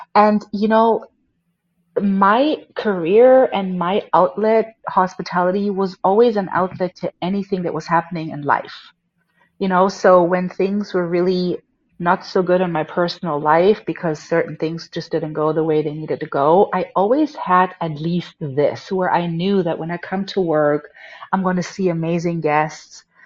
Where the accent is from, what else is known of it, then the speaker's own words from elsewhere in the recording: Germany; moved away; I was born and raised in Germany